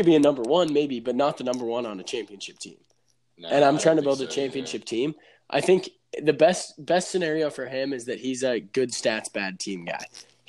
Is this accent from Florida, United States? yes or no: no; Dallas, Texas, United States; since we're all from the Dallas area